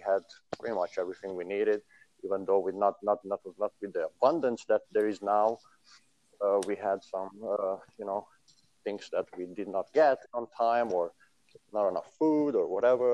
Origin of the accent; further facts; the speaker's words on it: Romania; moved away; being born there